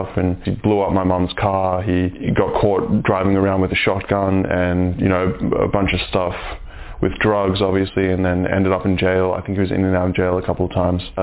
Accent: Brisbane, Queensland, Australia; also born or lived in New Zealand; I've lived in Australia most of my life, mostly Brisbane

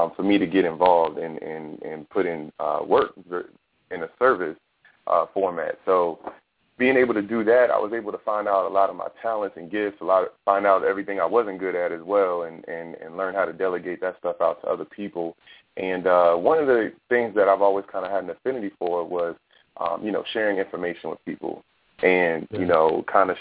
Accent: Fredericksburg, Virginia, United States; I was mainly raised in Fredericksburg, Virginia, and that's where I went to high school at and middle school

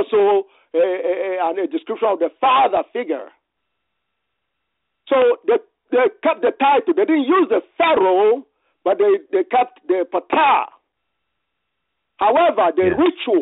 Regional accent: Nigeria; now in United States; I grew up in the Gala land, the Gala kingdom of Nigeria.

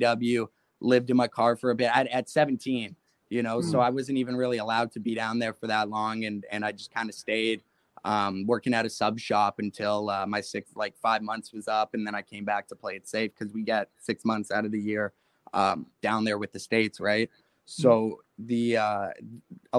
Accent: Mississauga, Ontario, Canada; I'm from Mississauga, just outside of Toronto

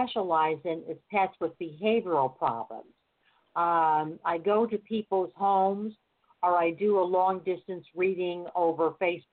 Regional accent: United States; I'm in California. I'm from America

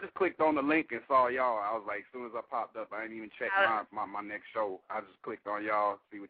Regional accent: Atlanta, Georgia, United States; now in Augusta, United States; I'm in Augusta, Georgia right now, by the way of Atlanta.

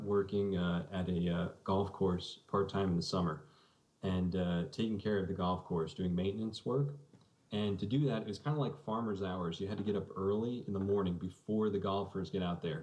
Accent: South Salem, New York, United States; my hometown of South Salem

